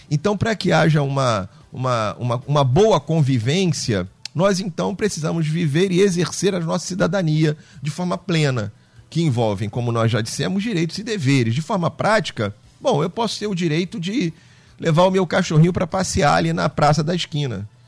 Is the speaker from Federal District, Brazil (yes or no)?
no; Rio de Janeiro, Brazil; Uh, nós somos aqui do Rio de Janeiro, cariocas, e andamos aí para fora